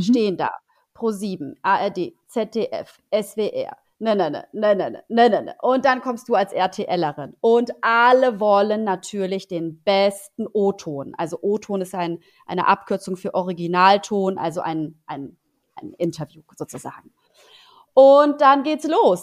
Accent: Poland; now in Germany; ich bin ja gebürtige Polin

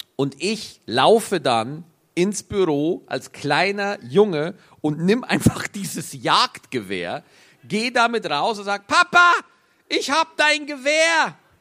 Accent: Bavaria, Germany; accent: Bavarian; Ich habe selber einen bayerischen Dialekt

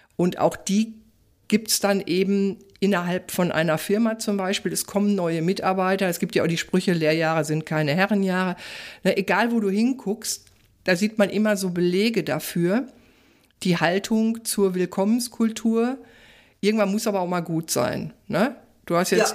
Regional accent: Ruhr area, North Rhine-Westphalia, Germany; ich komme ja aus dem Ruhrgebiet

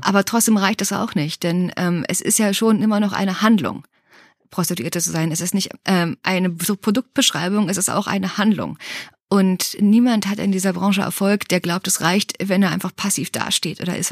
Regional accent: Berlin, Germany; ich bin in Berlin aufgewachsen, Ostberlin, in diesem liberalsten Ort der Welt

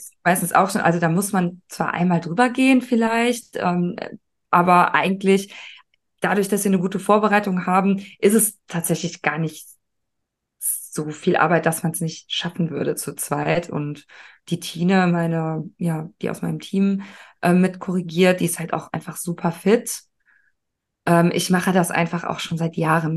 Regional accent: Cologne, North Rhine-Westphalia, Germany; Ich bin ja auch aus Köln

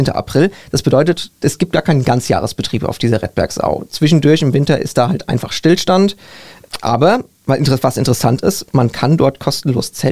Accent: Wiesbaden, Hesse, Germany; Ich komme zwar aus Nordenstadt, aber bei uns gab es dann auch irgendwelche Ausflüge oder Wandertage

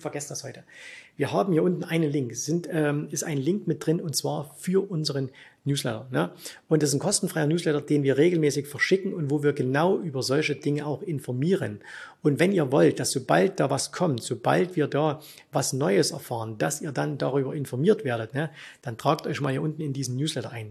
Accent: Germany; bei uns in Deutschland

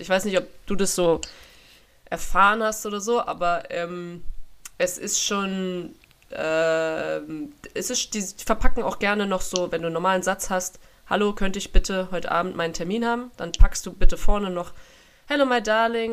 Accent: Germany; moved away as an adult; also born or lived in England / France; als Deutsche

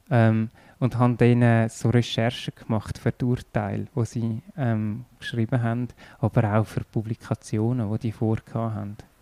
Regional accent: Erlenbach, Zurich, Switzerland; also born or lived in Zollikon / San Diego; In Zürich und dann zwei Jahre in Zolliken gewohnt, zwei Jahre in San Diego und nachher in Erlenbach.

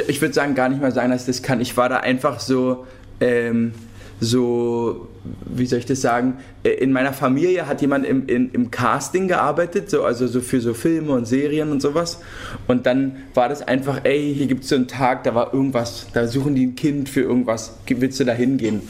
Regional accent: Berlin, Germany; wir sind ja Berliner und in, also Berlin geboren und Berlin aufgewachsen

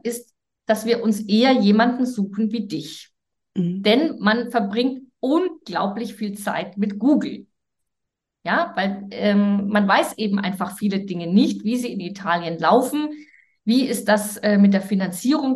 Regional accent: Germany; als Deutsche

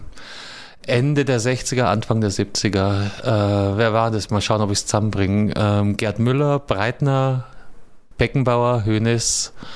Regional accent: Munich, Bavaria, Germany; wo ich aufgewachsen bin. In München-Giesing

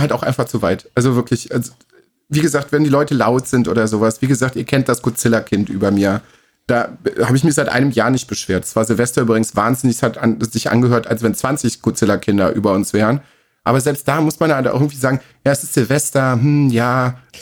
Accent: Germany; bei uns in Deutschland

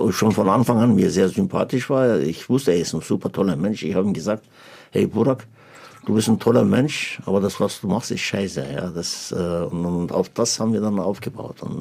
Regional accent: Turkey; now in Germany; Ja, also wenn ich, wenn ich sage, ich bin ein stolzer Türke, ganzer stolzer Türke, Türkei ist allerbeste zum Beispiel, ja

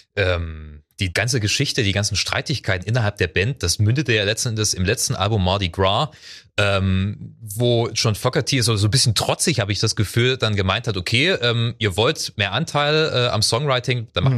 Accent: Ore Mountains, Saxony, Germany; Es gab bei uns in der Gegend, ich bin im Erzgebirge äh, groß geworden

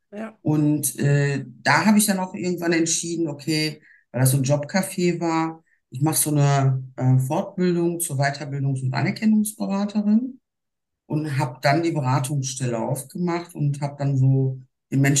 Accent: Duisburg, North Rhine-Westphalia, Germany; eigentlich bin ich ein waschechtes Ruhrpottmädchen. Äh, ich bin in Duisburg geboren. Meine Eltern stammen ursprünglich aus der Türkei.

